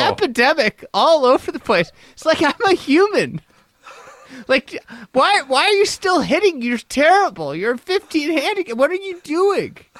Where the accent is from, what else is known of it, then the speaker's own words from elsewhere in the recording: United States; as an American